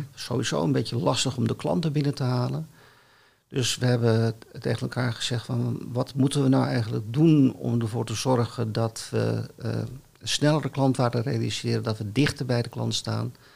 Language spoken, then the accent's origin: Dutch; Amsterdam, North Holland, Netherlands; ik kom uit het Amsterdamse gezin